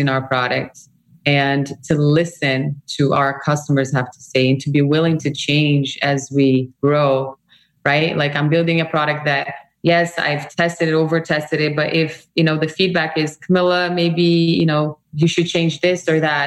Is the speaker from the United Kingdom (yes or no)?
no; Brazil; moved away as an adult; now in United States; I come from Brazil, a very multicultural country